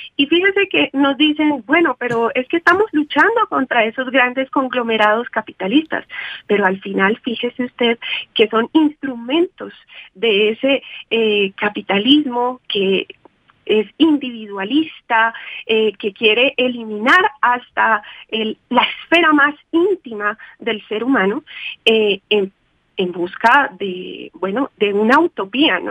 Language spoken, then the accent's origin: Spanish; Colombia; como lo que somos colombianos